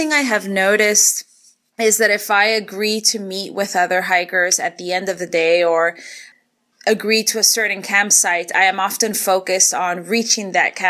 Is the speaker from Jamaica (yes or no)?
no; Argentina; also born or lived in Canada; now in Atlanta, United States; I am 31 years old. I live in Atlanta, but I'm originally from Argentina and Canada.